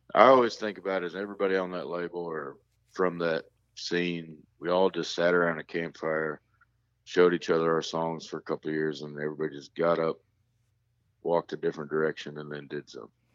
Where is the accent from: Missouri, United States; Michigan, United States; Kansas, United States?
Missouri, United States; North Kansas City; born or raised there; also born or lived in Raleigh, North Carolina